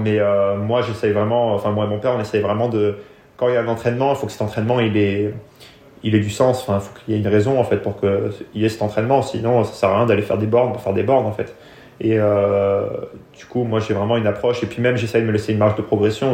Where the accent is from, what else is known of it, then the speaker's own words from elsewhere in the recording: France; also born or lived in England; la, France, c'est là où j'ai grandi